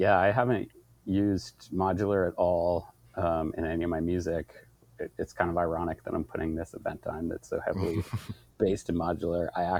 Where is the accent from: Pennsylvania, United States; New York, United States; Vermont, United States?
Vermont, United States; now in Portland, United States; I grew up in Vermont and moved out to Portland about 20 something years ago.